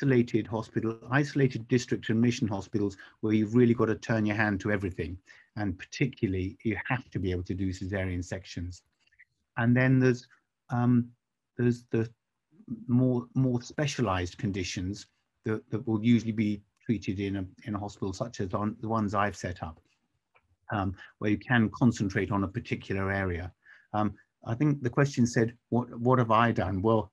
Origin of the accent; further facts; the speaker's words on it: England, United Kingdom; as an Englishman